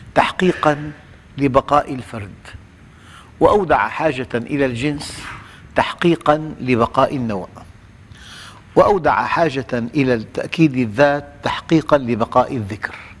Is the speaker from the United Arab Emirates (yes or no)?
no; Syria; نحن في في نعمة كبيرة جداً في بلادنا